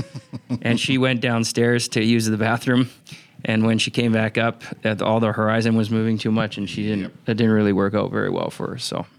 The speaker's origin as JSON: {"language": "English", "town": "Vancouver", "region": "British Columbia", "country": "Canada", "tie": "born or raised there", "also_born_or_lived": "Minnesota", "moved": "yes", "said": "growing up in Vancouver, British Columbia, because you're on the coast"}